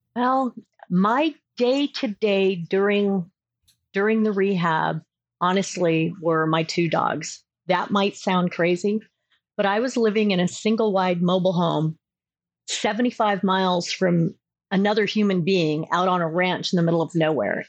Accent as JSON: {"language": "English", "region": "Southern California", "country": "United States", "also_born_or_lived": "Colorado", "moved": "yes", "lives_now": "Augusta, Georgia, United States", "said": "I'm originally from Southern California"}